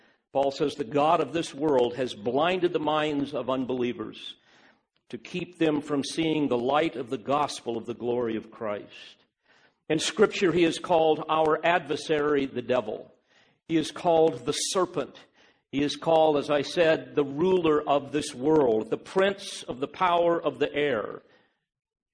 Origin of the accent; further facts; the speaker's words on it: United States; I'm an American, and I love my country